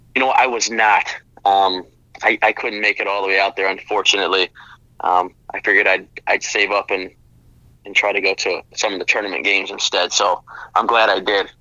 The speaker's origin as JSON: {"language": "English", "town": "Chicago", "region": "Illinois", "country": "United States", "said": "I'm from Chicago"}